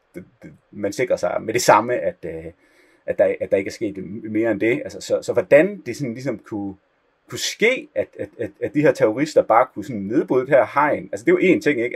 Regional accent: Denmark; moved away as an adult; also born or lived in Copenhagen; now in Israel; som dansker

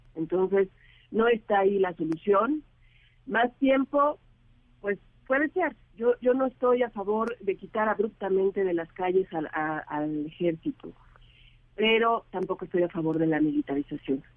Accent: Mexico; somos todos los mexicanos

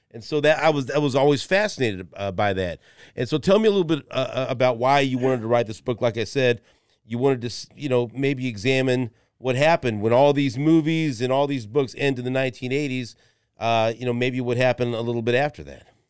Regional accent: Kansas City, Missouri, United States; we grew up in Northeast

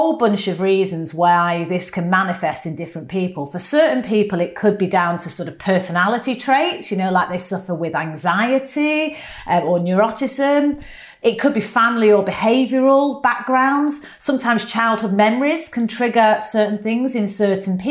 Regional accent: United Kingdom; accent: northern; my northern accent

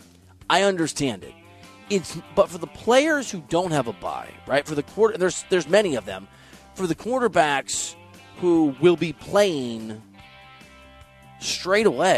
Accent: Dubuque, Iowa, United States; I'm from Dubuque, Iowa

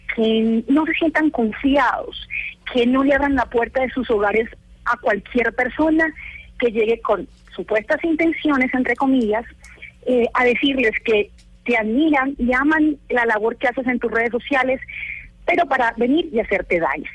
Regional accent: Valledupar, Cesar, Colombia; Yo soy una mujer de pueblo, yo soy de Valledupar, Cesar.

